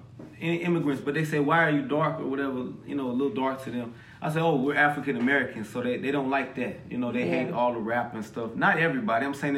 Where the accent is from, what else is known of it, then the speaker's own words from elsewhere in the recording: Ávila, Castile and León, Spain; when I was growing up in Spain, they all thought I was Puerto Rican. And I was like, nah, my mama's from right here down the street. Avila, Spain